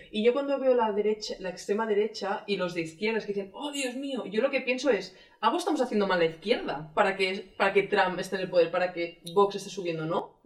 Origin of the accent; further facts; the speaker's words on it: Catalonia, Spain; Yo soy catalana